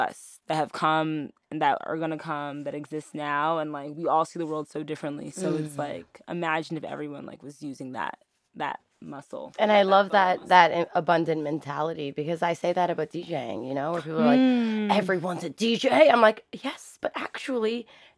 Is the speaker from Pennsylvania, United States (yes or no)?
no; New York City, New York, United States; born and raised in Harlem